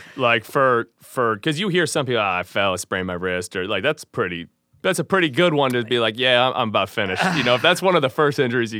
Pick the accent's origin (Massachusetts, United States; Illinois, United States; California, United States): Illinois, United States; Glen Ellyn; We were Glen Ellen.